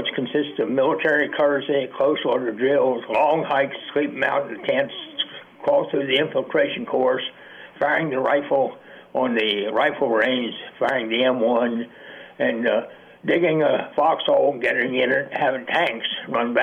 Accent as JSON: {"language": "English", "town": "Emmitsburg", "region": "Maryland", "country": "United States", "tie": "born or raised there", "said": "I was born and raised in Emmitsburg, Maryland"}